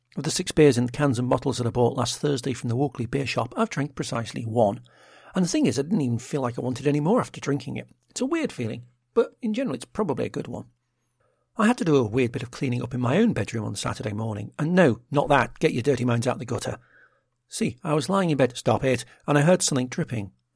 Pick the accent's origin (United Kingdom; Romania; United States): United Kingdom; Liverpool, North West England; I grew up in Liverpool